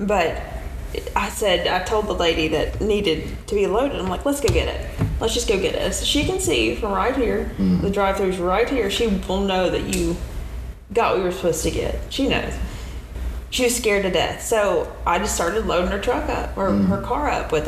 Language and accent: English; Midwest, United States; I'm from the Midwest